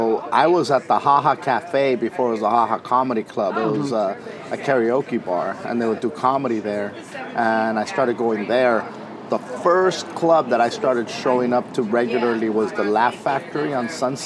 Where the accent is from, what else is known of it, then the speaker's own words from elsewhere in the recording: Wilmington, California, United States; Wilmington, California.